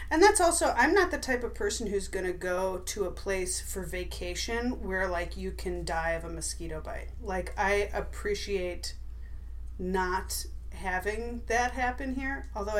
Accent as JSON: {"language": "English", "region": "Wisconsin", "country": "United States", "moved": "as an adult", "lives_now": "Los Angeles, United States", "said": "No, I'm from Wisconsin."}